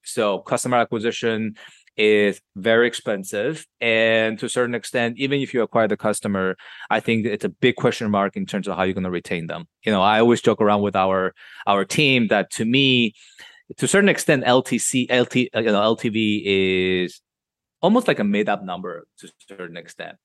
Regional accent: Madrid, Community of Madrid, Spain; moved away as an adult; now in New York, United States; I was raised in Madrid, which is the capital, right in the middle of Spain

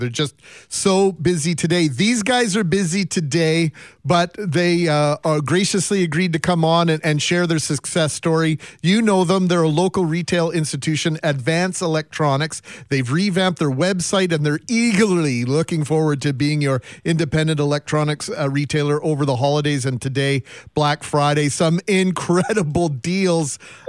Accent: Winnipeg, Manitoba, Canada; I grew up in the West End

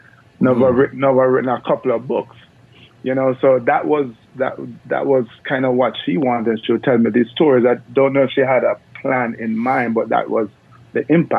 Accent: Jamaica; And no, I'm from Jamaica, but I'm not one of the sprinters.

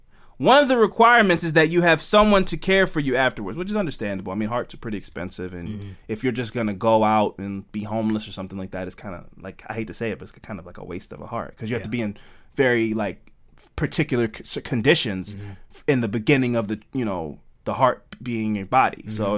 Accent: Baltimore, Maryland, United States; I'm from Baltimore, man.

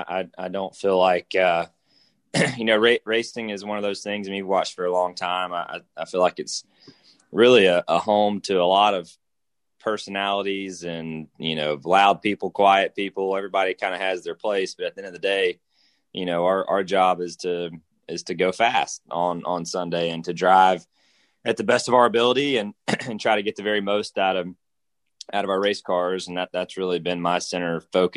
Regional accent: Georgia, United States; The state, just in general, you know, my hometown

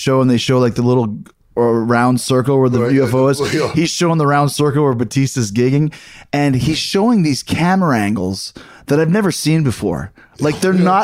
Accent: Winnipeg, Manitoba, Canada; born or raised there

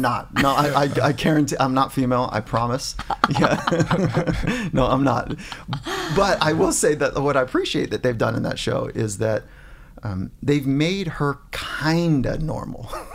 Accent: Warrenton, Virginia, United States; I was born in Virginia, grew up on a farm

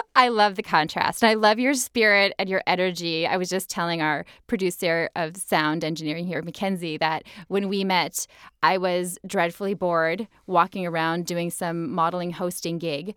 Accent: Minnesota, United States; growing up in Minnesota

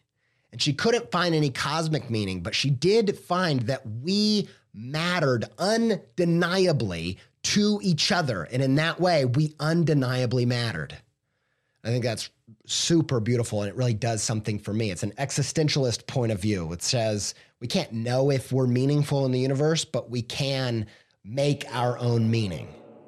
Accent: Whiteland, Indiana, United States; I grew up in Whiteland, Indiana, okay?

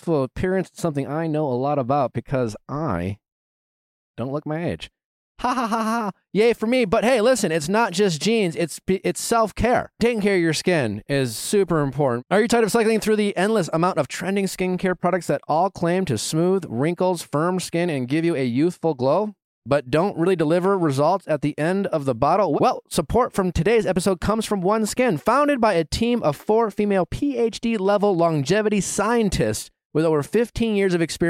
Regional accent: Wisconsin, United States; I'm just like some schlup from fucking Wisconsin

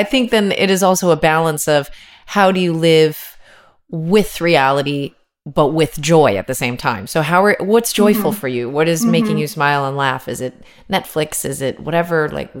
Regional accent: United States; it's like being American, it's hard to for us to say, oh, we get it.

